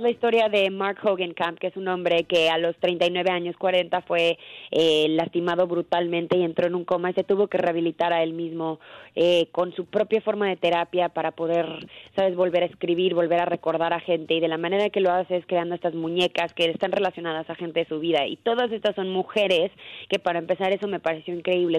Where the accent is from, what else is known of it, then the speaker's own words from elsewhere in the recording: Mexico; como mexicanos